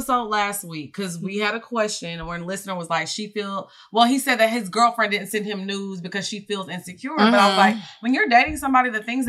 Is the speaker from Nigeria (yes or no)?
yes; Nigeria; Y'all know I'm Nigerian.